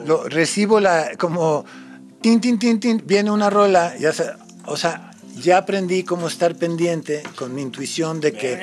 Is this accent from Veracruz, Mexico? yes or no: no; San Luis Río Colorado, Sonora, Mexico; Spanish is a second language; also born or lived in United States; como vivía allá, nunca estudié en México hice mi primaria, mi secundaria y universidad en Estados Unidos, entonces nunca aprendí español